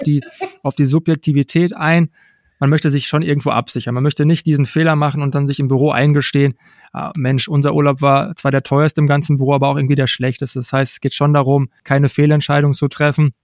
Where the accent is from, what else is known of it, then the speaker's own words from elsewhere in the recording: Unna, North Rhine-Westphalia, Germany; Ich komme gebürtig aus Unna, aus dem Kreis Unna, bin hier 1985 geboren